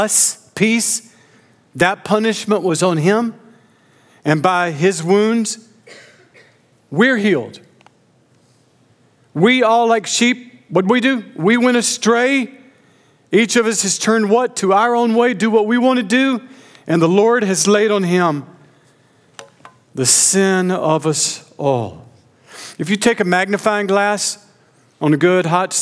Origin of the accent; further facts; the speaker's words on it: Augusta, Georgia, United States; moved away; I grew up near Augusta, Georgia.